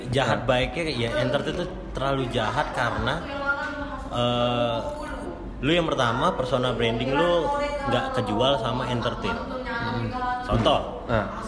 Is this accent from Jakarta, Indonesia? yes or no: yes; Jakarta, Indonesia; moved away as an adult; now in Palembang, Indonesia; gue orang Jakarta